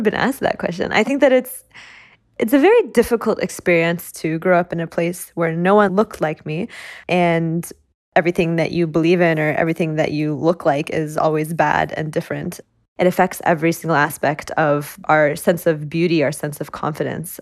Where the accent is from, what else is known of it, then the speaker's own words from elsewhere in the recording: Oklahoma, United States; Growing up in Oklahoma